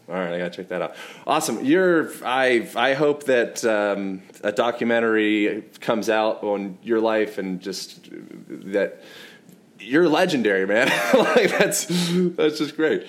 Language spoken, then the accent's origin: English; United States; I'm American